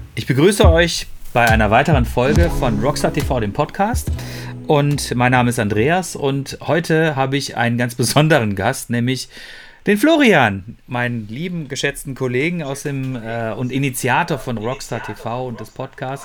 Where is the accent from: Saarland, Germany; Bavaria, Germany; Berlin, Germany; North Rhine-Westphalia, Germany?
North Rhine-Westphalia, Germany; Ruhr area; bei uns im Ruhrgebiet